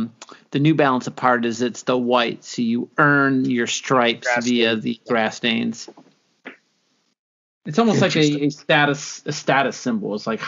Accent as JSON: {"language": "English", "country": "South Africa", "said": "South African."}